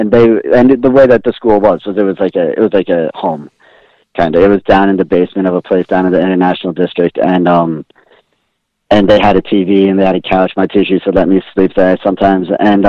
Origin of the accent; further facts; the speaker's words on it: East Coast, United States; Because I grew up on the East Coast. It was WWF when I was growing up.